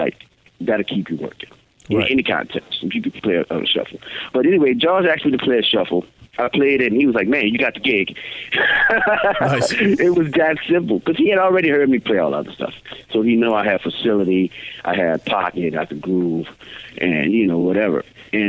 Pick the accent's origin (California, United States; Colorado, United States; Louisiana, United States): Louisiana, United States; New Orleans; we grew up in New Orleans, we played this stuff